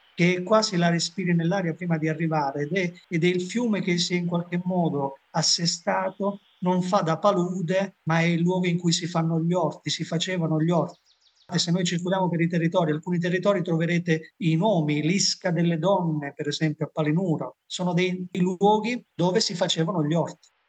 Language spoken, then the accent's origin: Italian; Basilicata, Italy